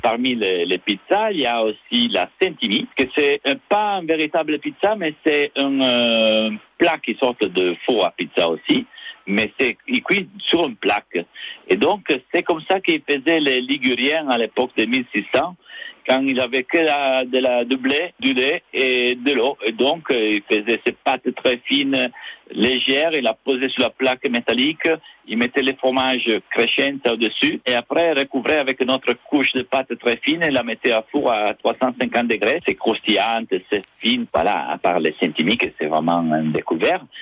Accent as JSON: {"language": "French", "town": "Cuneo", "region": "Piedmont", "country": "Italy", "moved": "yes", "lives_now": "Nice, France", "said": "je viens de Cuneo, qui est une petite ville à côté de Alba"}